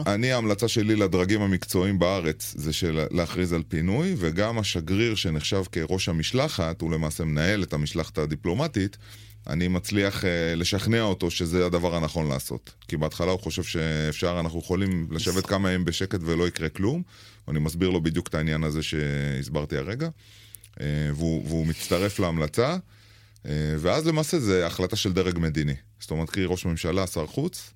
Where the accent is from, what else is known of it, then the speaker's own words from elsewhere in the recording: Israel; אנחנו ישראלים במצרים